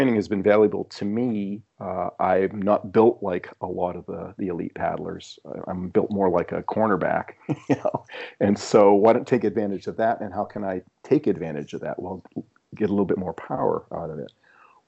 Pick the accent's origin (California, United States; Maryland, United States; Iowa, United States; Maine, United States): Maine, United States; moved away; I'm originally from Maine, and I still have some ties up there.